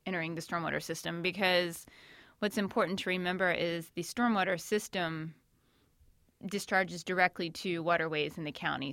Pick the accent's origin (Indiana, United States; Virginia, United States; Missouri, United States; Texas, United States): Virginia, United States; Shenandoah Valley, Northern; moved away as an adult; also born or lived in Northern California; I'm actually out near the Shenandoah Valley is where I grew up and where I live now